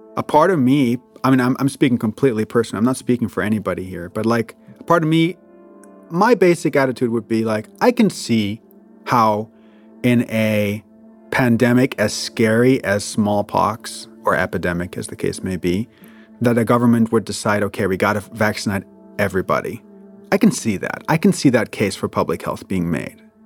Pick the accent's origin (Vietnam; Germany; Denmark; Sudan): Germany; moved away; I'm from Germany.